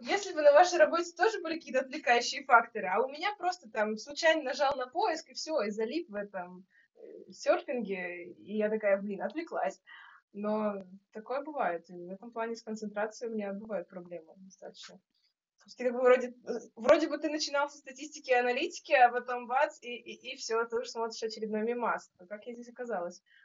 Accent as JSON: {"language": "Russian", "region": "Saint Petersburg", "country": "Russia", "said": "я из Петербурга, наверное, по большей части"}